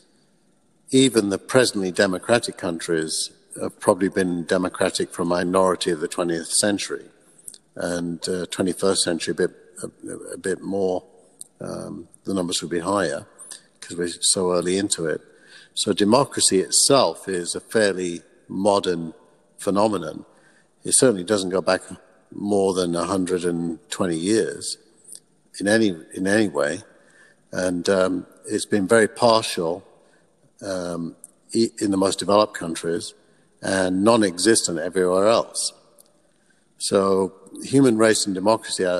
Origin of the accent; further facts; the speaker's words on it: United Kingdom; moved away as an adult; also born or lived in England; now in California, United States; I'm British, and that's my era. I'm roughly the same age. I'm 10 years younger than …. So I grew up with them.